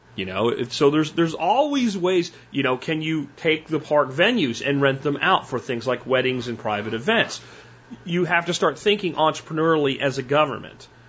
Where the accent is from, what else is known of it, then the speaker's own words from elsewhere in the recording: Pottsville, Pennsylvania, United States; growing up in Pennsylvania